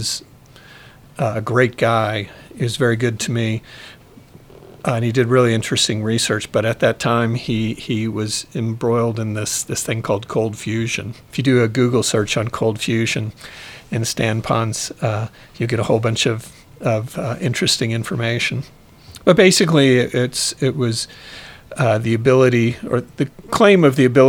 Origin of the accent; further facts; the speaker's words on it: Bloomington, Indiana, United States; also born or lived in Virginia; now in Colorado, United States; I grew up in Bloomington, Indiana, which is where Indiana University is